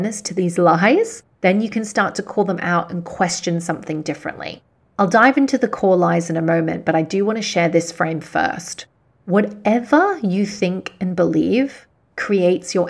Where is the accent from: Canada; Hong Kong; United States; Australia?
Hong Kong; I was born and raised in Hong Kong, and some of my clients are here in Hong Kong